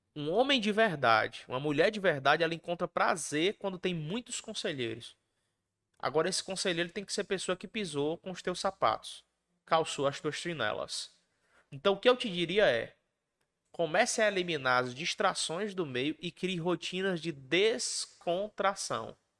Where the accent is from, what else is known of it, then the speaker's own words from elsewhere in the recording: Ceará, Brazil; also born or lived in Mato Grosso do Sul; Eu sou cearense.